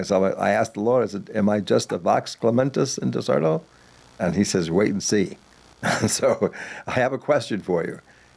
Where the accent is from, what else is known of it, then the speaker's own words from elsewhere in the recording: Long Island, New York, United States; I went to several, maybe 8, 10 bar mitzvahs when I was growing up in Long Island.